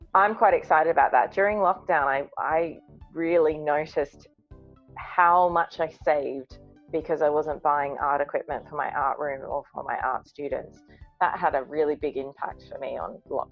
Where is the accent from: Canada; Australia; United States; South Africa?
Australia; Brisbane, Queensland; moved away; I'm from Brisbane, where winter is actually warmer than our summer sometimes.